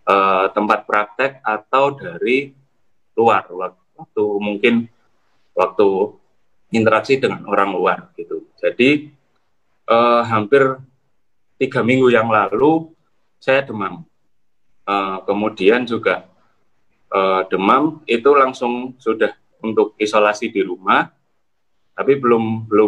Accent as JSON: {"language": "Indonesian", "town": "Gresik", "region": "East Java", "country": "Indonesia", "said": "saya dari Gresik."}